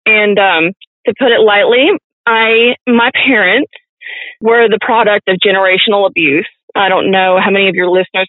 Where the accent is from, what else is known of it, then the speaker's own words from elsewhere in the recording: Baton Rouge, Louisiana, United States; I was born and raised in Baton Rouge.